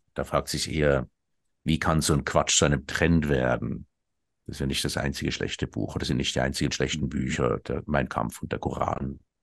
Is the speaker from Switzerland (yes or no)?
yes; Switzerland; bei uns in der Schweiz